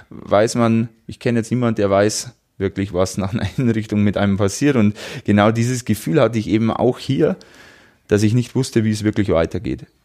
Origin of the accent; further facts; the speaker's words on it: Wolnzach, Bavaria, Germany; bei mir in meinem Heimatort in Wolnzach ist im Juli wieder ein Lauf, ein 10 Kilometer Lauf